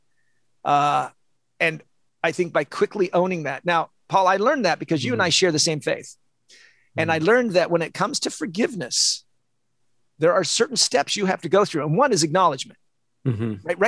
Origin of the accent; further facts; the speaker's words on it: Olympia, Washington, United States; moved away; also born or lived in San Diego; I'm from Olympia, Washington. I lived in San Diego.